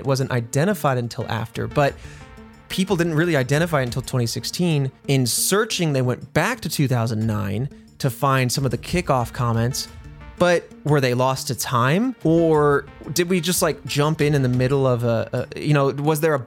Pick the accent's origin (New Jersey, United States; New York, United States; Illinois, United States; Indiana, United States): Indiana, United States; I grew up in Indiana